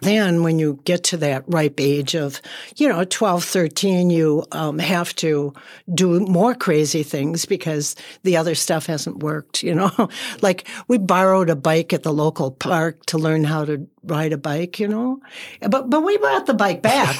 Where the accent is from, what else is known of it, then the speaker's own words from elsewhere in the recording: Saint Paul, Minnesota, United States; I was raised in Selby and Dale